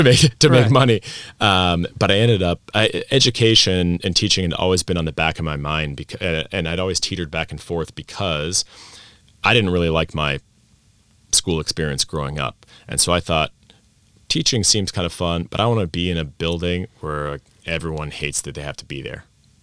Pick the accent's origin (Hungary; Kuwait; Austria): Austria; Vienna; I grew up in Vienna, Austria, expat American parents, but full assimilation into Austrian schools, clubs, friends, stuff like that. So I grew up speaking Austrian in a Viennese dialect.